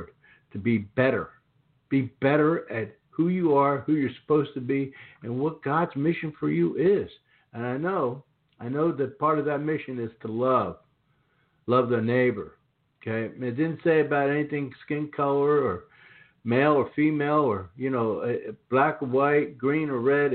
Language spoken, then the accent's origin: English; Philadelphia, Pennsylvania, United States; now in the South, United States; I grew up in the Philadelphia area